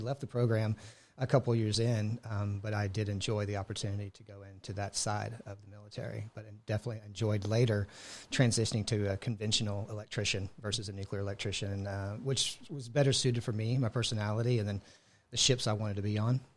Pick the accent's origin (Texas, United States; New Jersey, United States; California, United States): Texas, United States; Houston; moved away as an adult; also born or lived in Buffalo, Texas; now in Washington, United States; grew up in an Houston area